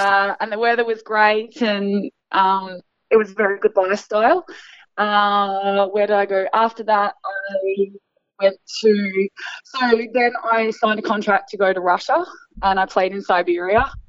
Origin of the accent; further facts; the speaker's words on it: Australia; being Australian